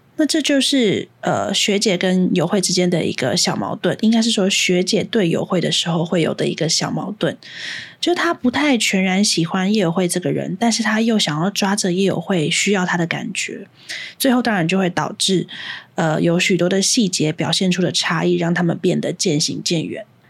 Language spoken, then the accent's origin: Chinese; Hsinchu, Taiwan; also born or lived in Taipei; 我是新竹人，然后每天，就是小学一到六年级每天都是新竹、台北通勤